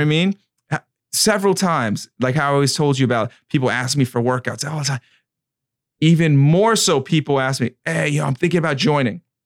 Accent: New York, United States; I'm from New York and then, uh, Michael Murphy, he was from, he was from Patchogue. That was, like, a town over for me

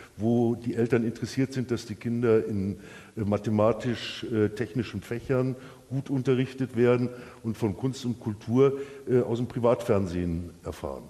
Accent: Bavaria, Germany; als Bayer

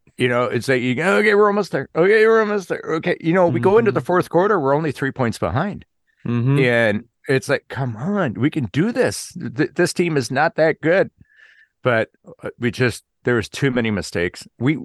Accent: Wisconsin, United States; Growing up in Wisconsin, they started having these lumberjack competitions that were on TV.

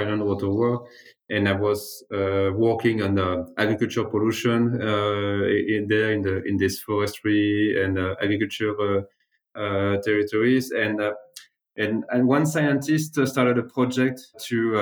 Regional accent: the Alps, France; also born or lived in Paris; I was really growing in the Alps.

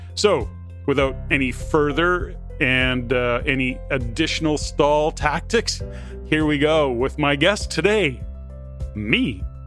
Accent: Edmonton, Alberta, Canada; born and raised in Edmonton

